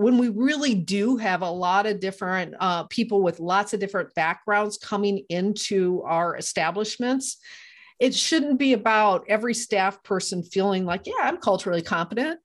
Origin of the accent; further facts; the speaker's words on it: Iowa, United States; moved away; I'm from Iowa originally